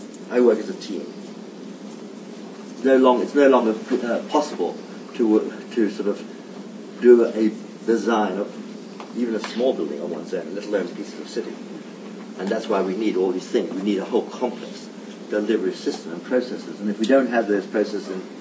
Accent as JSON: {"language": "English", "region": "London", "country": "United Kingdom", "tie": "born or raised there", "also_born_or_lived": "Italy"}